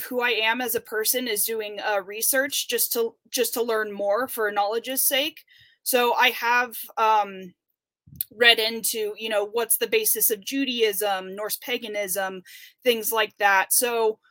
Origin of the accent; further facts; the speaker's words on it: Murphys, California, United States; now in Denair, United States; I'm originally from Murphy's, California, which is a, even smaller town up in the Sierra Nevada mountains. I have one sibling. I have a younger sister, and I grew up with my mom and dad